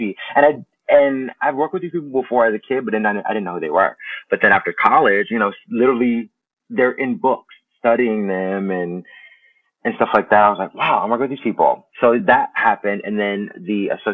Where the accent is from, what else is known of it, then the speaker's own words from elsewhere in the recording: Belleville, Illinois, United States; moved away as an adult; now in New York City, United States; St. Louis is literally like 25 minutes from my hometown.